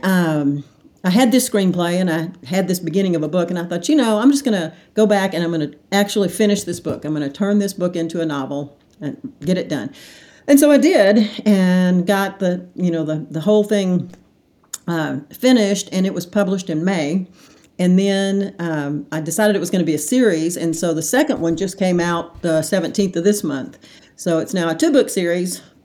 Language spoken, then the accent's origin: English; Hot Springs, Arkansas, United States; moved away as an adult; also born or lived in Little Rock, United States; now in Dallas, United States; Born and raised in Hot Springs